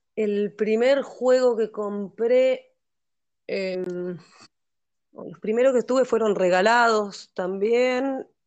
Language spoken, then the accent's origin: Spanish; Neuquén, Argentina; also born or lived in Montevideo, Uruguay; Soy, de Montevideo, vivo en Neuquén, viví toda mi vida en Neuquén.